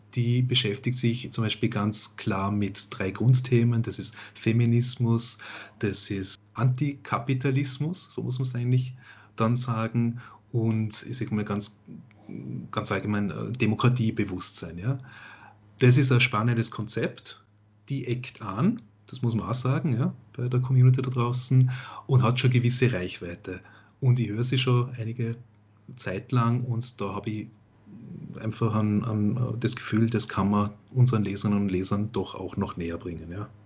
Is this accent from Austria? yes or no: yes; Vorarlberg, Austria; Radio Vorarlberg, ja? was hören die Leute, wo ich herkomme